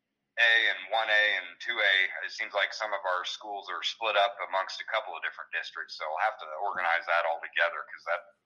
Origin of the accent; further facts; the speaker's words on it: Illinois, United States; It's just starting out in my home state of Illinois.